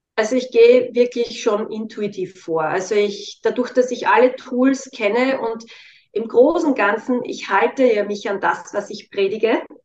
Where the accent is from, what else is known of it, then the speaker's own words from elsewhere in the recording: Styria, Austria; Ich komme ja aus der Steiermark